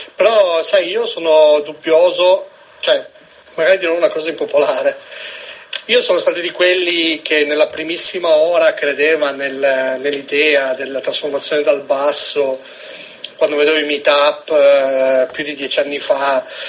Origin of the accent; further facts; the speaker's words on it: Nichelino, Piedmont, Italy; vengo da Nichilino